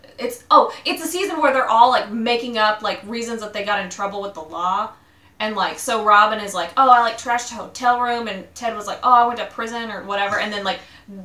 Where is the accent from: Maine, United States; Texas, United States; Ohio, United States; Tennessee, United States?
Tennessee, United States; Greeneville; now in Louisville, United States; born and raised in Greenville, Tennessee